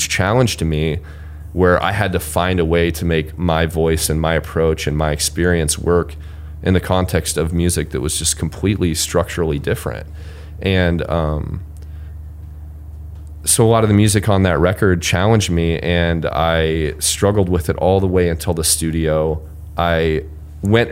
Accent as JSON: {"language": "English", "town": "Marshalltown", "region": "Iowa", "country": "United States", "tie": "born or raised there", "also_born_or_lived": "Cedar Falls, Iowa", "moved": "as an adult", "said": "Marshalltown, the name of my hometown"}